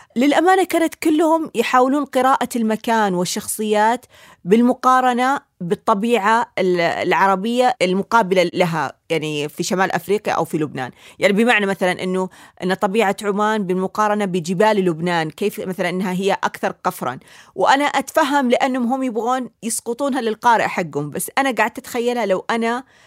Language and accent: Arabic; Saudi Arabia; بالنسبه لي انا كسعوديه